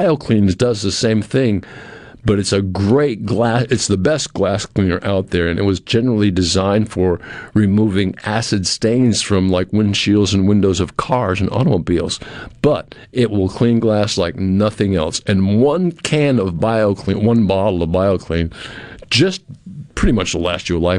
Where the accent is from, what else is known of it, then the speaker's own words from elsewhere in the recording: New England, United States; moved away; I grew up in New England where slabs were unheard of and not very many were used. But down here, I've lived on slabs two or three times